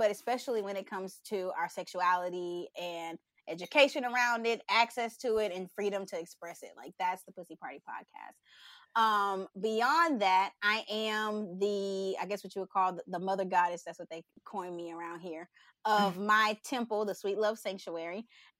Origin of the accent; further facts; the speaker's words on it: Texas, United States; I'm from Texas. Yeah. Okay. H-Town, hold it down.